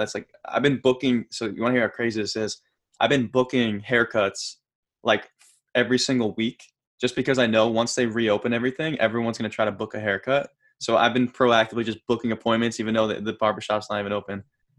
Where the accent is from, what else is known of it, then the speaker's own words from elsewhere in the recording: New Jersey, United States; I'm from North Jersey. My parents, both born and raised in North Jersey.